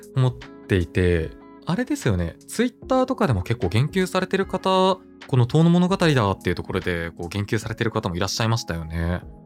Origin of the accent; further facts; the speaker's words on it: Hokkaido, Japan; moved away; also born or lived in Tokyo; 自分が北海道出身なんですね